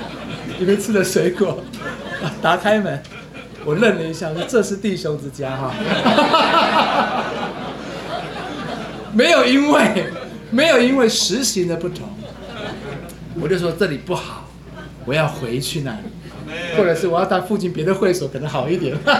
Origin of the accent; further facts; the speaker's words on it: Luodong, Yilan County, Taiwan; 我在得救没有多久，回到我的家乡，我在罗东，罗东，我就回到罗东教会去